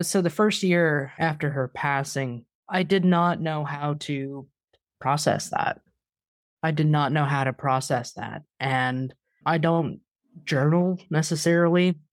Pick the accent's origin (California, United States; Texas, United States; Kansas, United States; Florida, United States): Kansas, United States; Wichita; my hometown of Wichita